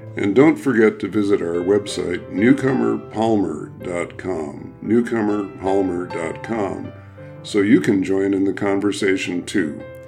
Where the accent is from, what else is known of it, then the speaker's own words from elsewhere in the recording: Midwest, United States; I'm a Midwesterner